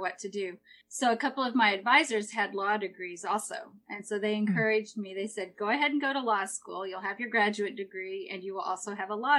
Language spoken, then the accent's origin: English; Missouri, United States; moved away as an adult; now in Peaks Island, United States; I grew up in Missouri, right in the middle of this great country